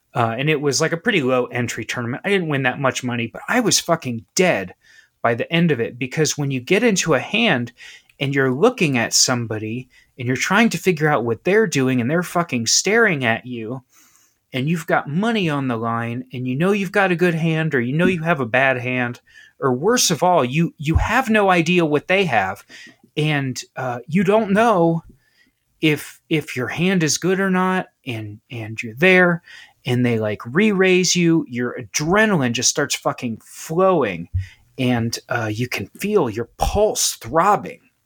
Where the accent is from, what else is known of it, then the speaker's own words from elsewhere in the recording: Southwestern Ohio, United States; I grew up in Ohio, I'm from Ohio, I'm actually from South, uh, Southwestern Ohio